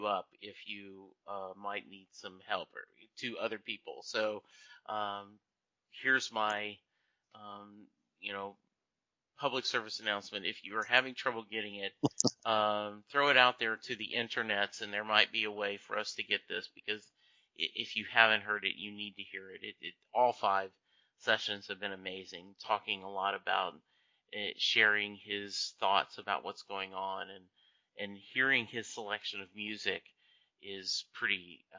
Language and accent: English; Louisiana, United States; also born or lived in Kentucky; You know, I grew up in Louisiana, spent a lot of time there in Kentucky, and a lot of the issues after the Civil War might have been touched on